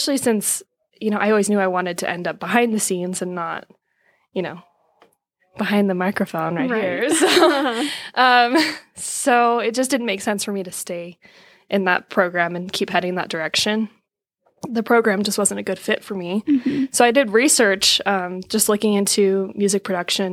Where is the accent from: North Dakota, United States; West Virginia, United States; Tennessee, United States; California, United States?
California, United States; Sacramento; moved away as an adult; now in Utah, United States; I grew up in Sacramento, California, and my background's in music